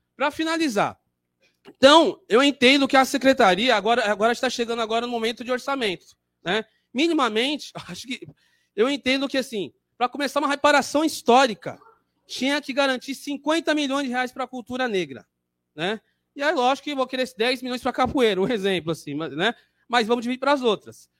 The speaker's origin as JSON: {"language": "Portuguese", "region": "São Paulo", "country": "Brazil", "said": "sou da região do Jabaquara"}